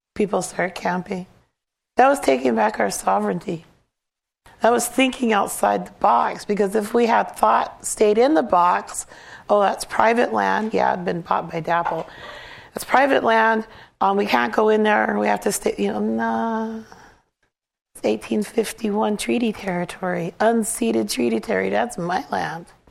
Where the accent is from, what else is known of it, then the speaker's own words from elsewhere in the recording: Cheyenne River Sioux Tribe, South Dakota, United States; I'm from Cheyenne River Sioux tribe